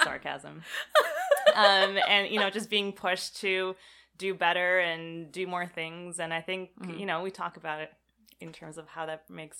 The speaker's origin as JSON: {"language": "English", "country": "Canada", "tie": "born or raised there", "also_born_or_lived": "Israel", "said": "So I was born in Israel, moved to Canada when I was four. So I was quite young."}